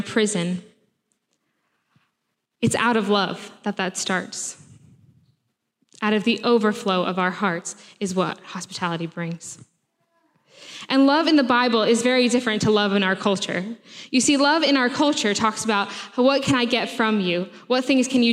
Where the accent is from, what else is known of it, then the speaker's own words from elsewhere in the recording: United States; moved away as an adult; now in Sheffield, United Kingdom; if you can't tell from my accent, I am from America.